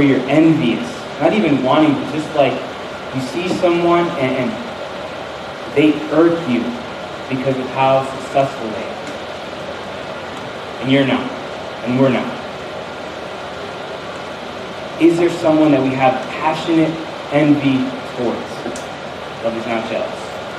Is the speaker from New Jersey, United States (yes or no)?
yes; northern New Jersey, United States; I'm from New Jersey, like not the South, but like in the North. So we're kind of close to Manhattan